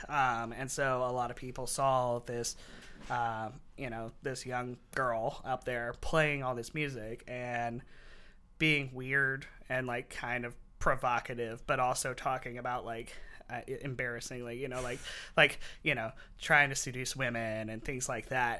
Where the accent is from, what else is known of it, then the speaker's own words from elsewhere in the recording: Martinsville, Virginia, United States; moved away as an adult; also born or lived in Blacksburg, Virginia; now in Seattle, United States; growing up in Martinsville, Henry County